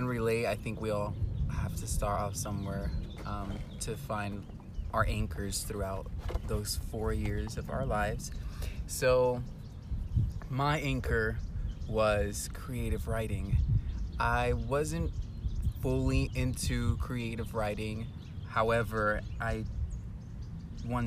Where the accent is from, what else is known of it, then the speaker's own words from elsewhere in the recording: Houston, Texas, United States; moved away as an adult; now in Guadalajara, Mexico; I was raised in Houston, Texas